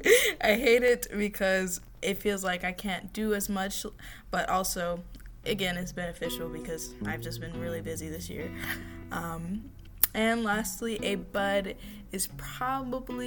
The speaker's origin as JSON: {"language": "English", "country": "United States", "said": "I am American"}